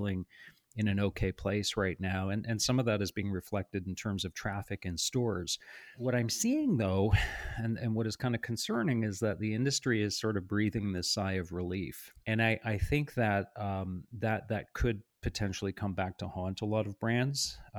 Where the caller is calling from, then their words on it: Toronto, Ontario, Canada; I'm in our offices in Toronto today.